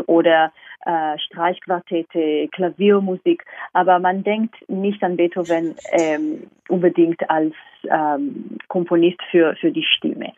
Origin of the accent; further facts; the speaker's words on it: Israel; German is a second language; also born or lived in London, United Kingdom; now in Vienna, Austria; ich komme ursprünglich aus Israel